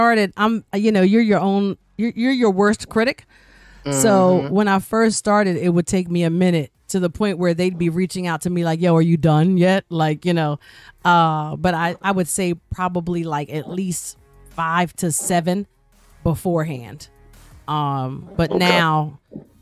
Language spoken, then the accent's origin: English; Yeadon, Pennsylvania, United States; I'm from Yaden.